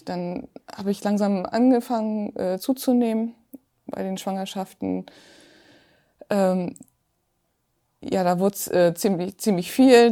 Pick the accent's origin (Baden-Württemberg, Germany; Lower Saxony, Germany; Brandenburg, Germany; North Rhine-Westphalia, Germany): Lower Saxony, Germany; Zeven; ich komme aus Zeven, das liegt genau zwischen Hamburg